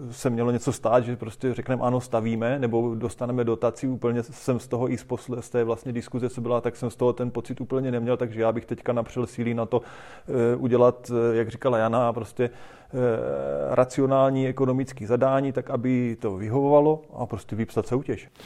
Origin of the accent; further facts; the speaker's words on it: Boskovice, South Moravian Region, Czechia; U nás v Boskovicích